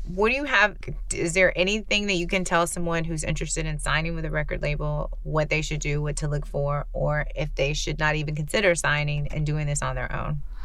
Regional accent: Central Texas, United States; also born or lived in Houston; I grew up in Central Texas

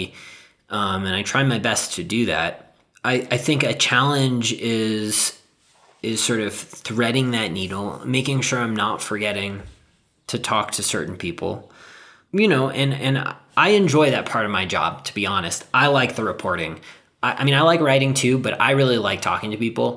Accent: Southern California, United States; I grew up in Southern California

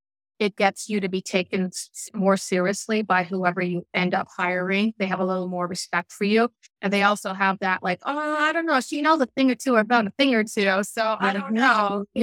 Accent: Newfoundland and Labrador, Canada; people are surprised when they find out that I'm from Newfoundland, that I was born and raised there because I don't have the accent anymore.

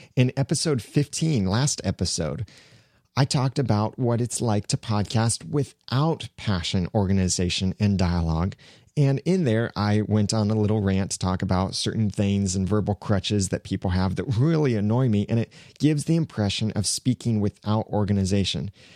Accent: United States; I, as an American

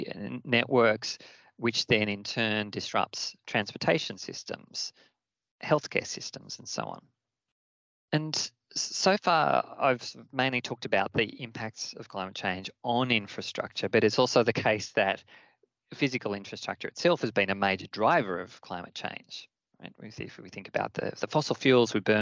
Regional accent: Australia; my home country of Australia

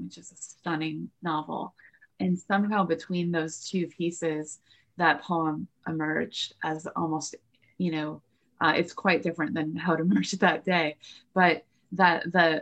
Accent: Northern California, United States; I grew up in Northern California going to Jack London State Historic Park

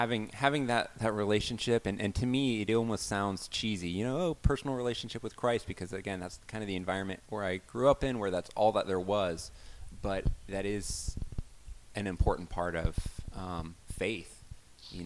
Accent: Alabama, United States; I grew up in the Bible Belt, Alabama

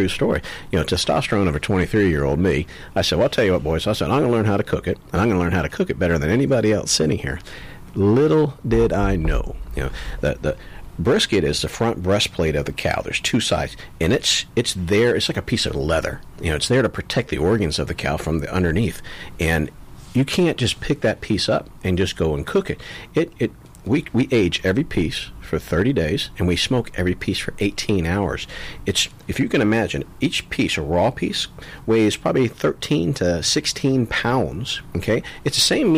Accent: Florida, United States; also born or lived in Texas; I grew up here in Florida. So, growing up here, you had pulled pork everywhere

